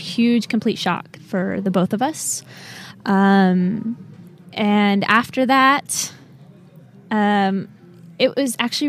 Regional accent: Utah, United States; now in West Palm Beach, United States; I'm from West Palm Beach, Florida. Okay. Couple things that just... I guess stand out about me. I'm from Utah originally.

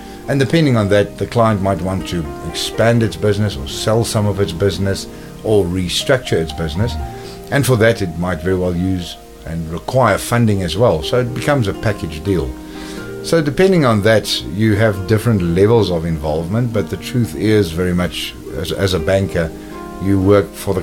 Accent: Cape Town, Western Cape, South Africa; moved away as an adult; also born or lived in Johannesburg, South Africa / London, United Kingdom; I was born and raised in Cape Town in South Africa

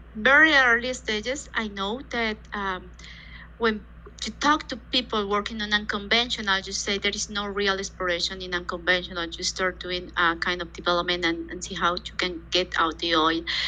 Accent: Bogotá, Colombia; I was born actually in Bogota, mm-hmm. Colombia, South America, and I have spent all my childhood and actually university times here.

